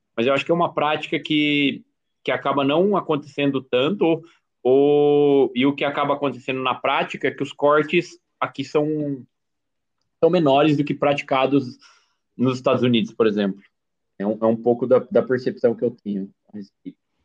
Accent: Brazil; eu sou brasileiro, patriota, cidadão de bem

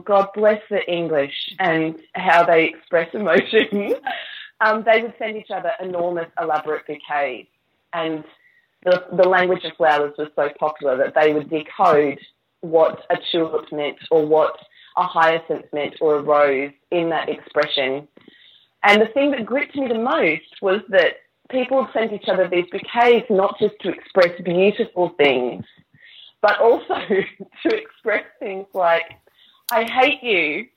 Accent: Queensland, Australia; moved away as an adult; now in Manchester, United Kingdom; I'm from Queensland with the lush tropical flowers and vegetation

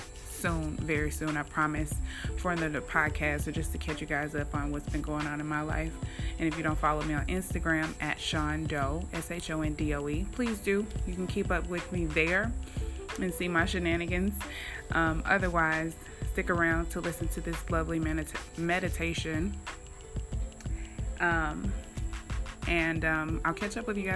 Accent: Houston, Texas, United States; Houston, my hometown

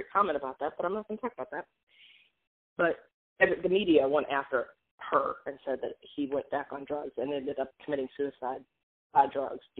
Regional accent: Hollywood, California, United States; and I think growing up in Hollywood, as I think we've talked about, like it's that, it's just that that is not real life.

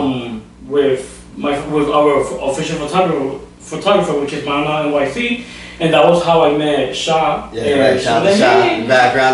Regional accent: Dominican Republic; I'm Dominican

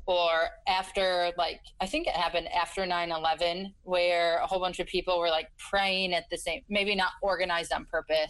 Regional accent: Michigan, United States; I grew up in Michigan

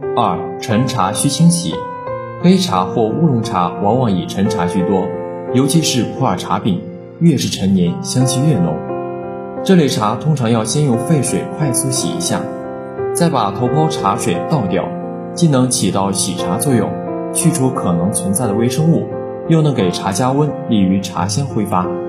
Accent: China; 我们中国人

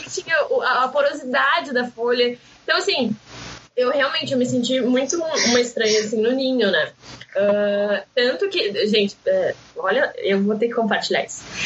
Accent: Pinhal, Rio Grande do Sul, Brazil; moved away as an adult; now in Porto Alegre, Brazil; Eu moro em Porto Alegre há seis anos, mas eu sou da praia, né? sou de Pinhal. Então voltei para casa

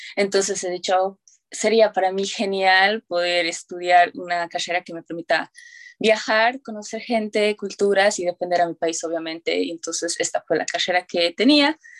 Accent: Tarija, Bolivia; also born or lived in Texas; now in United States; yo soy de Tarija, ya tengo 19 años y bueno, pues soy una estudiante aquí en Estados Unidos

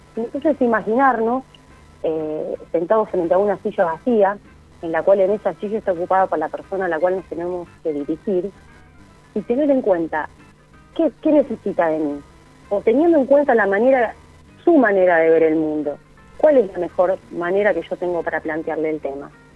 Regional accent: Argentina; la cultura que tenemos como argentinos

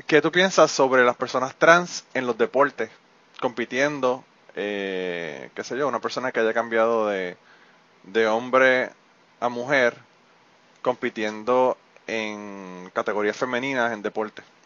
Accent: Puerto Rico; nosotros tenemos los genes, ¿verdad? Que parte de nuestros genes como boricua son los taínos

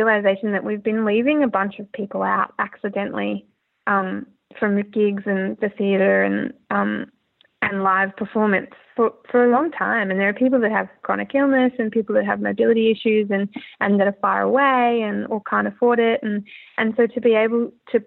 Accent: Brisbane, Queensland, Australia; moved away; I'm from Brisbane

